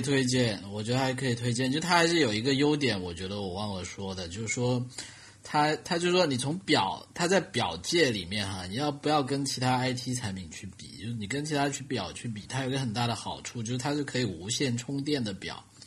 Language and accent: Chinese; China; 我们中国人